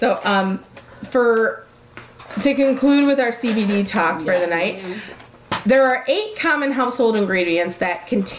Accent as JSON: {"language": "English", "town": "Detroit", "region": "Michigan", "country": "United States", "said": "We're from Detroit."}